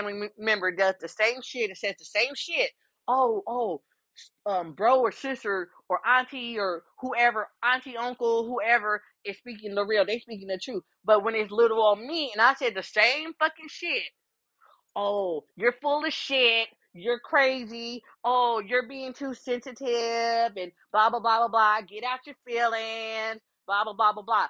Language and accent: English; Columbus, Ohio, United States; moved away; also just being from Columbus, Ohio